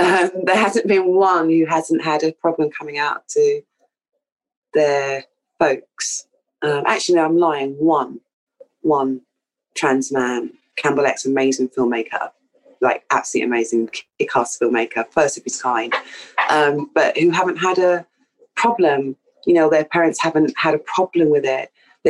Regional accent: Jamaica; Yeah. We're from Jamaica.

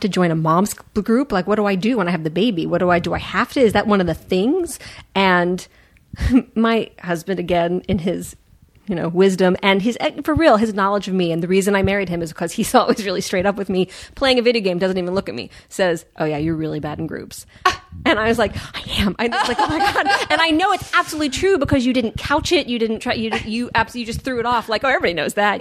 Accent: Washington, District of Columbia, United States; moved away; I grew up in Washington D.C.

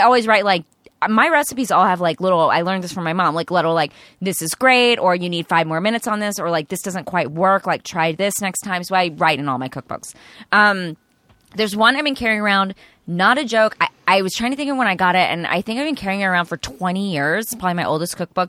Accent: East Texas, United States; I grew up in East Texas

